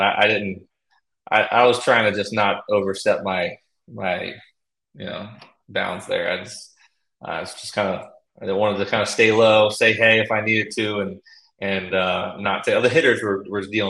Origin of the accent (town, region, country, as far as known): Baltimore, Maryland, United States; born or raised there